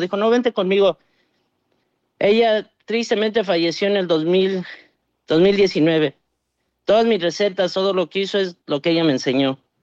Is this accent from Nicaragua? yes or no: no; Dallas, Texas, United States; also born or lived in Mexico; crecí yo aquí en Dallas, pero pues mi corazón está allá en, en México